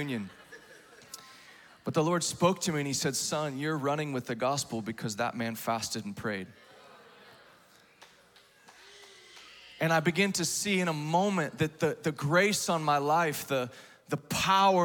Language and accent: English; Texas, United States; I grew up in Texas